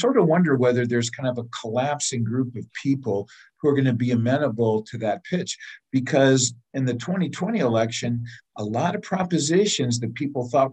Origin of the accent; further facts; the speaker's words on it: Central California, United States; I remember as a kid 50 years ago, I remember growing up in Central California on the coast